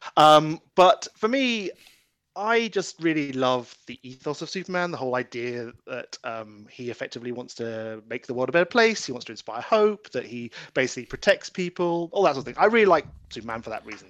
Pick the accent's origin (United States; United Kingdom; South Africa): United Kingdom; I'm British